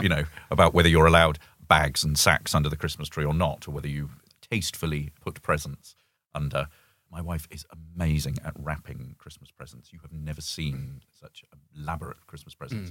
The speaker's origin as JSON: {"language": "English", "country": "United Kingdom", "moved": "as an adult", "said": "as a Brit"}